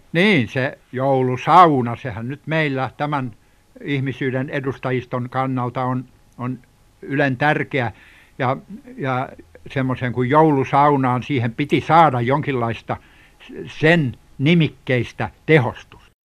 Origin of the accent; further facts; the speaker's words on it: Satakunta, Finland; rakkaat kotiseutuni satakuntalaiset